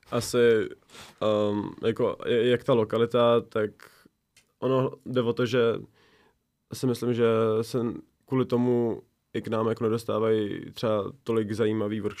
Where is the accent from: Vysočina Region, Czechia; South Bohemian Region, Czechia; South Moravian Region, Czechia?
South Moravian Region, Czechia; Brno; also born or lived in Zlín; jsme z Brna